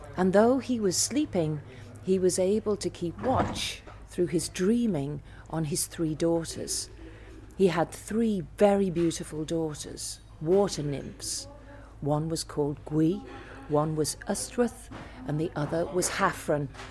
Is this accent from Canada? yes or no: no; Liverpool, North West England, United Kingdom; I come from Liverpool, and we are a city of speakers